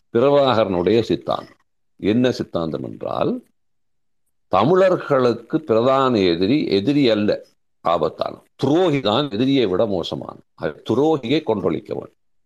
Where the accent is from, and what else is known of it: Sri Lanka